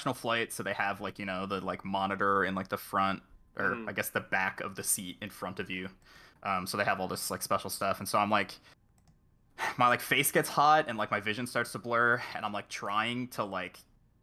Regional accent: Chicago, Illinois, United States; moved away; I'm from Chicago. I have family there

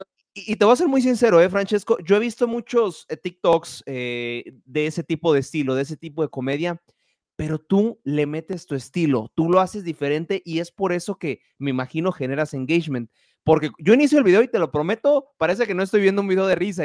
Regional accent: Mexico; estoy hablando en México, donde soy, yo

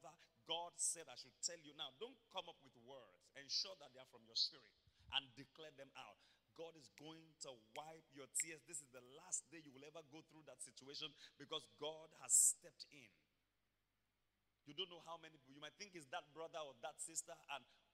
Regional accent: Akoko, Ondo, Nigeria; moved away; Akoko in Ondo State, I'm from Ibrokwa, Akoko. Ikare is just 2 towns away from my hometown.

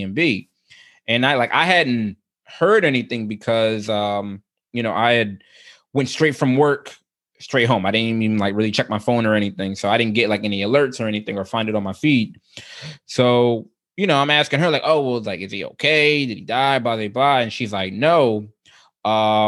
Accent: Philadelphia, Pennsylvania, United States; he grew up about 6-7 blocks away from the house that I grew up in. Like we're both from the Germantown section of Philadelphia.

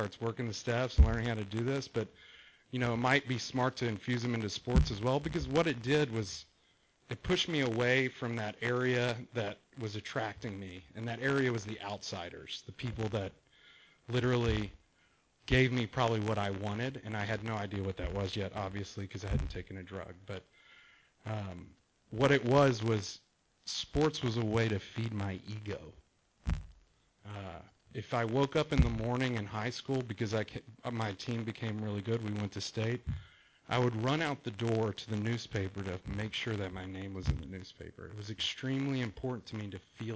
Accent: Texas, United States; now in Rancho Santa Margarita, United States; the coolest kid in Texas

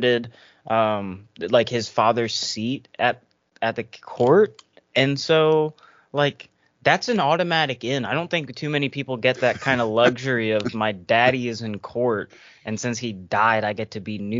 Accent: United States; I'm an American

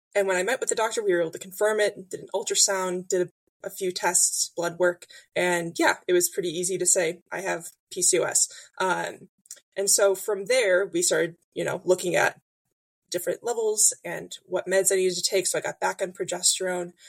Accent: Illinois, United States; moved away as an adult; now in Indiana, United States; I grew up in Illinois, live in Indiana now, moved here for my job about five years ago

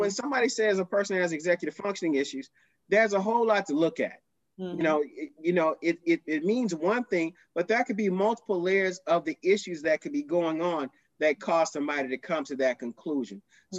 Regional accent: Houston, Texas, United States; Now, we grew up on the South Side of Houston.

